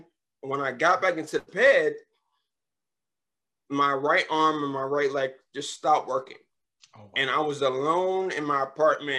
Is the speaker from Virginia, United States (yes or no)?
yes; Richmond, Virginia, United States; now in Upper Marlboro, United States; I was born in Richmond, Virginia